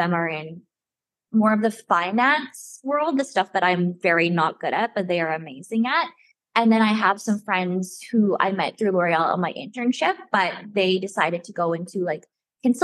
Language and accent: English; Alberta, Canada; moved away as an adult; now in Montreal, Canada; I'm from Alberta and I moved to Quebec for this job